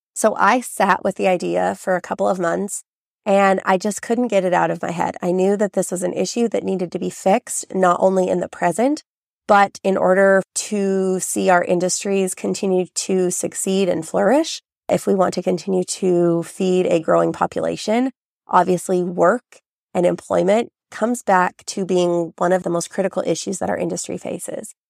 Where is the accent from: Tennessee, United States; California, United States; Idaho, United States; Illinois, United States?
Idaho, United States; Southern; growing up in Southern Idaho, I have been immersed in ranching and farming.